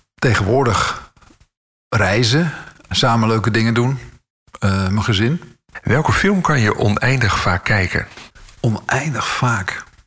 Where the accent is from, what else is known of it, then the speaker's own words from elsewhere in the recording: Alkmaar, North Holland, Netherlands; moved away as an adult; also born or lived in Schoorl; now in Amsterdam, Netherlands; ik woonde in Schorl, geboren in Alkmaar